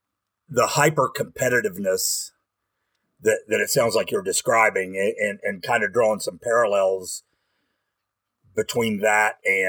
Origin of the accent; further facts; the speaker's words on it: West Virginia, United States; I grew up in West Virginia too, not in the same part of the state that you did. But I, you know, I was a child of the 70s and 80s